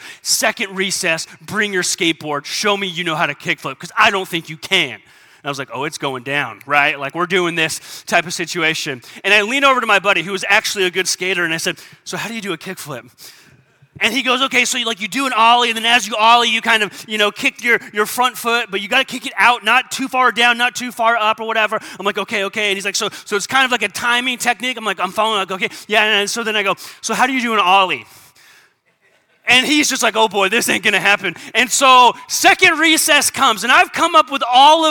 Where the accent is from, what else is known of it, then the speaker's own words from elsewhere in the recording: San Diego, California, United States; I grew up in San Diego.